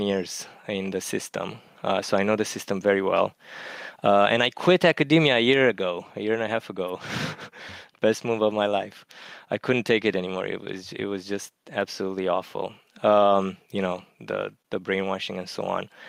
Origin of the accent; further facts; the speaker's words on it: Romania; English is a second language; moved away as an adult; also born or lived in Germany; now in Connecticut, United States; my hometown in Romania